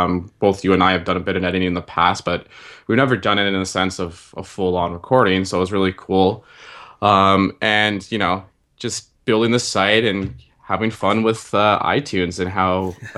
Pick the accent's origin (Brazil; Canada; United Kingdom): Canada; Ottawa, Ontario; So, so we're both from Ottawa, Ontario.